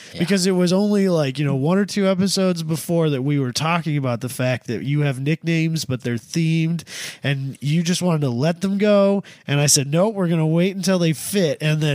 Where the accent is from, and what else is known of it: Midwest, United States